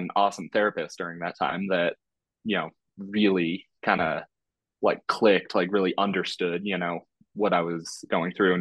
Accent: California, United States; moved away as an adult; also born or lived in Iowa / Colorado; I'm from California originally

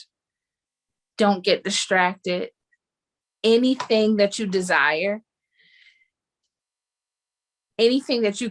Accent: Baltimore, Maryland, United States; I'm from Baltimore

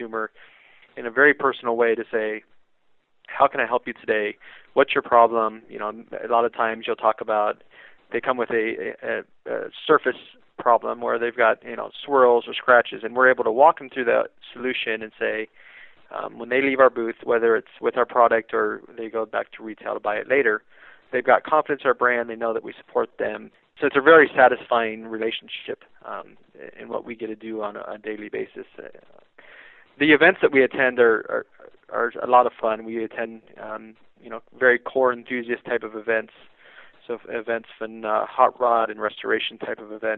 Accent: San José, Costa Rica; I was born in San Jose, Costa Rica

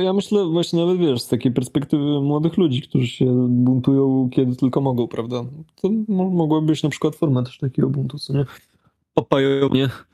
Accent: Poland; jestem z Polski

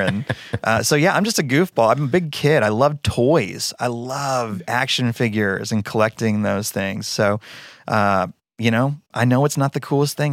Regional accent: Denton, Texas, United States; moved away as an adult; now in Annapolis, United States; I'm, I'm from Denton, Texas. Moved us from Denton, Texas to Annapolis, Maryland

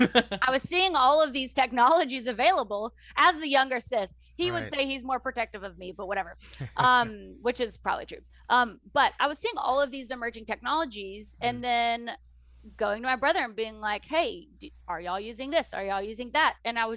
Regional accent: the South, United States; accent: Southern; I always say that it happened because of my Southern accent and people felt sorry for me, so they showed up.

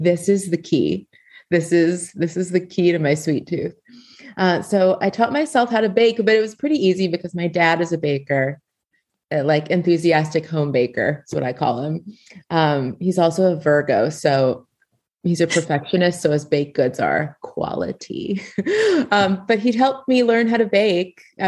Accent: Los Angeles, California, United States; I grew up in Los Angeles in the early 80s

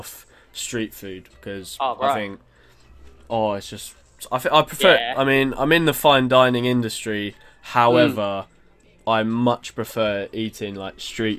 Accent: Stevenage, East of England, United Kingdom; So we grew up in Stevenage.

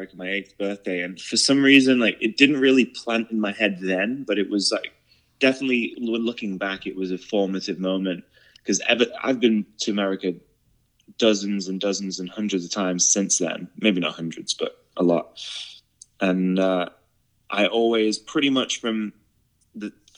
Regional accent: Penrith, North West England, United Kingdom; moved away as an adult; also born or lived in London; now in United States; I grew up in the north of England, in a tiny little town called Penrith in Cumbria

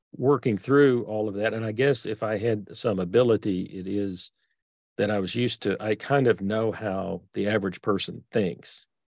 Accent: Texas, United States; accent: Texas; I grew up in Texas. So I've got this sort of Texas accent that I can't get rid of.

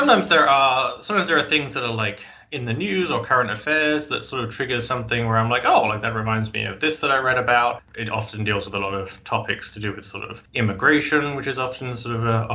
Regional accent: United Kingdom; moved away as an adult; also born or lived in Scotland; now in Maine, United States; I am not from New England originally. I am from Old England. I grew up just outside of London, but I've been living in Maine for about 10 years now.

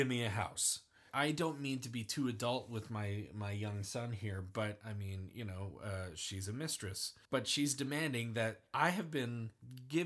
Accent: United States; being an American citizen

